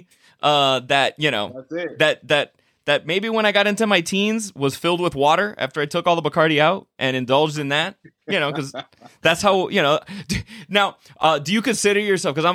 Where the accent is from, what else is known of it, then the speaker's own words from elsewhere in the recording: Miami, Florida, United States; growing up in Miami